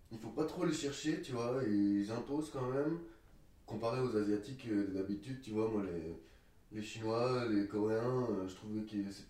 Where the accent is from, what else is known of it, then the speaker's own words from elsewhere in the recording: France; j'ai 24 ans, je suis français